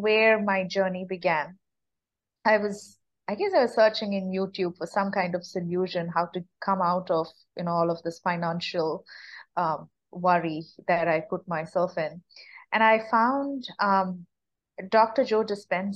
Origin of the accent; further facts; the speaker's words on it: India; moved away as an adult; also born or lived in United States; I'm born and brought up in India